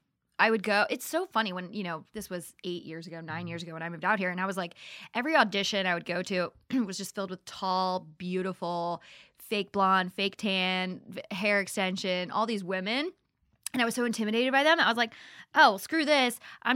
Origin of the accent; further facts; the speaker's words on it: North Carolina, United States; also born or lived in Virginia / Maryland; We are from North Carolina-ish by way of Virginia, by way of Maryland.